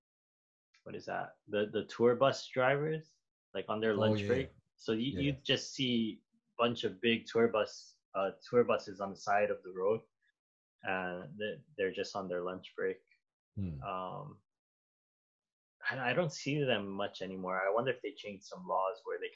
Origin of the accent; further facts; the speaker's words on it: Honolulu, Hawaii, United States; moved away; Well, I'm from Kalihi